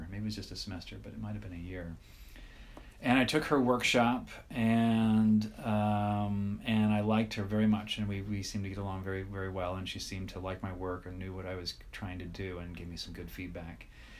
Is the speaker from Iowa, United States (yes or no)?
yes; Iowa, United States; I had two friends that were there with me that were all in the PhD program together. We're all from Iowa.